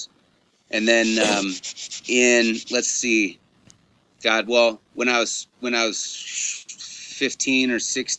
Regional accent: Bend, Oregon, United States; I'm born and raised in Central Oregon, actually Bend

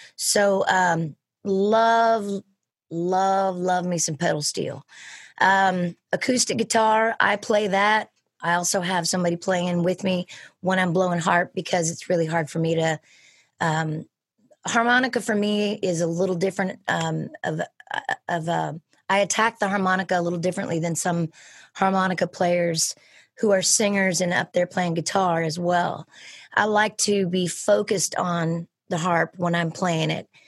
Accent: Sonoma County, California, United States; born and raised in Sonoma County, California

